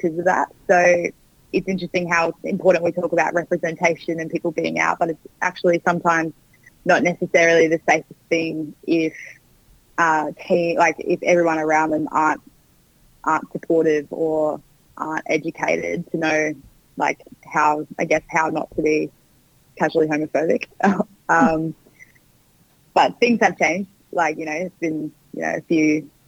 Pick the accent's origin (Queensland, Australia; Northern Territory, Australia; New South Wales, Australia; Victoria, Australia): Queensland, Australia; growing up in Queensland, which is a bit more conservative in some ways